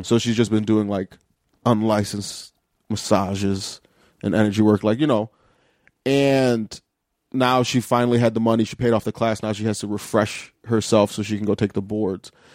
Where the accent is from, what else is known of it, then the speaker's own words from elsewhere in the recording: Lorain, Ohio, United States; also born or lived in Chicago / Cleveland; I grew up in Lorain, Ohio, which is, like, a half hour west of Cleveland.